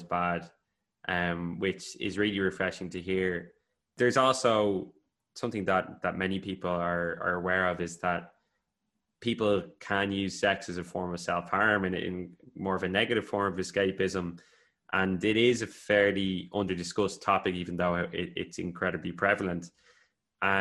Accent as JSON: {"language": "English", "country": "Ireland", "tie": "born or raised there", "said": "I grew up in Catholic Ireland"}